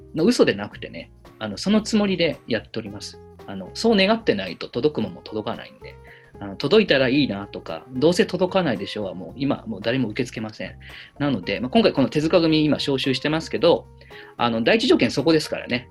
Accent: Yamanashi, Japan; moved away; 私の地元山梨

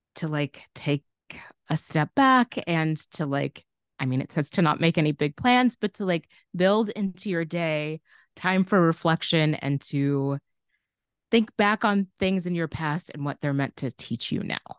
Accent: Chicago, Illinois, United States; growing up in Chicago

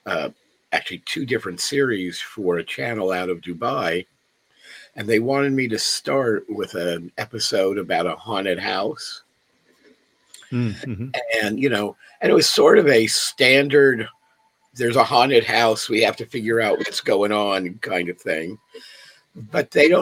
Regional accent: Los Angeles, California, United States; I grew up here in Los Angeles

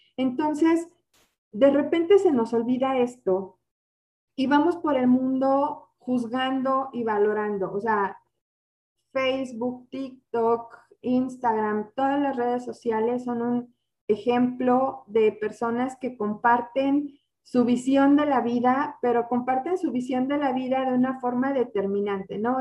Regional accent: Mexico; como mexicanos

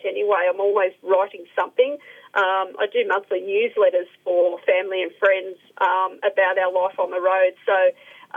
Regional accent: Melbourne, Victoria, Australia; I grew up in Melbourne, so I'm used to the cold weather

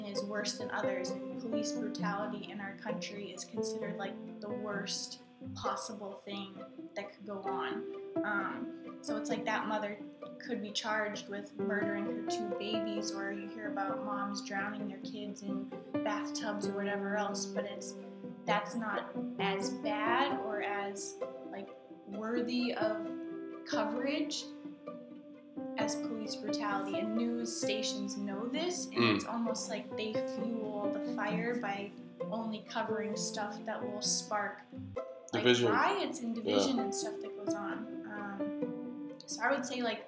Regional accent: Northeast, United States; also born or lived in Memphis, Tennessee / Mississippi; When we moved to the north

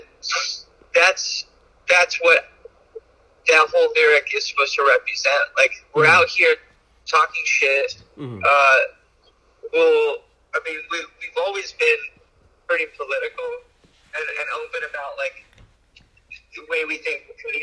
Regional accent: Alaska, United States; now in Portland, United States; we come from Alaska. Like, we come from, like, the last place you would expect that band to come from

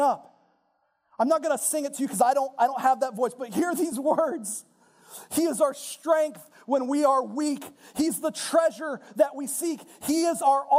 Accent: United States; my identity as an American in Christ

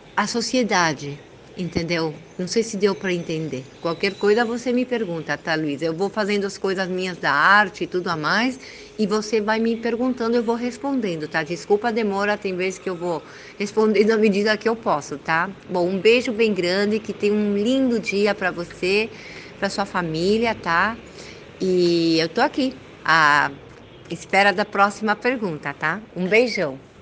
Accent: Argentina; eu sou argentina, filha de brasileira e meu pai libanês com descendência armênia. Eu sou primeira geração aqui na Argentina

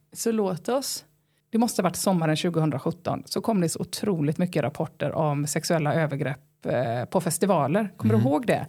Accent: Halland County, Sweden; jag är från Halland

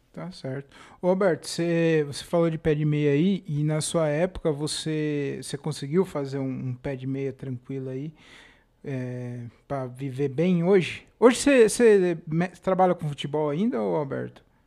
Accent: Jundiaí, São Paulo, Brazil; also born or lived in Tanabi; Eu nasci lá em Tanabi e vim para Jundiaí muito pequeno

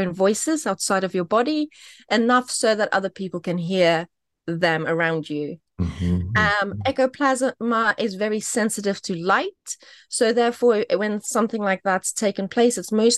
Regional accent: South Africa; now in United Kingdom; I grew up in South Africa

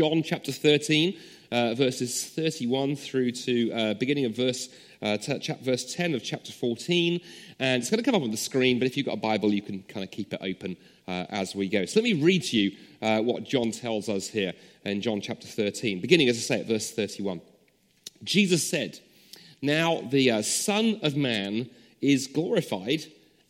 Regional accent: London, United Kingdom; now in Scotland, United Kingdom; in Wandsworth, the part of South London, or South London, as we used to call it back in those days, where I grew up

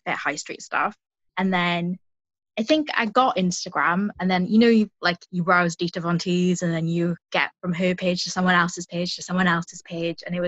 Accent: South Wales, United Kingdom; I'm from South Wales

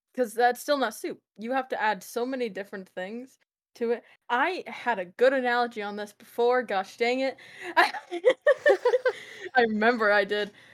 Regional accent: United States; I'm American

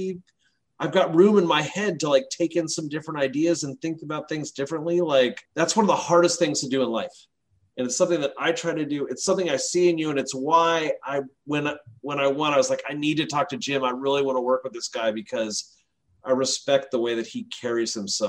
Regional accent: England, United Kingdom; now in United States; I'm from England originally. My brother still lives in England

